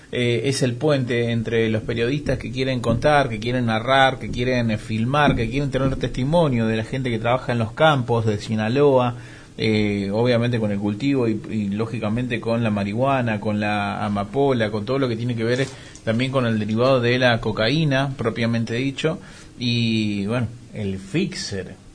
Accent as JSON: {"language": "Spanish", "country": "Argentina", "said": "somos argentinos"}